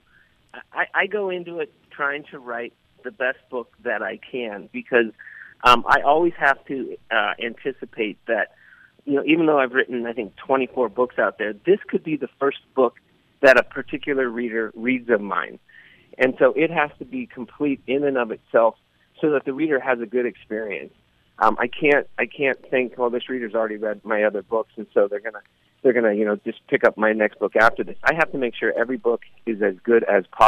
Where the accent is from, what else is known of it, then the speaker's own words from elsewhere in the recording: Burlingame, California, United States; moved away; also born or lived in San Francisco, California; I grew up in Burlingame, California, and I lived up on Mira Loma Park for about 12 years. So San Francisco is home for me